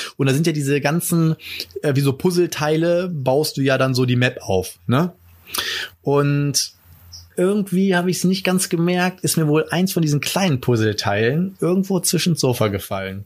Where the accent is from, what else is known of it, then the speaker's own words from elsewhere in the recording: Germany; bei uns in Deutschland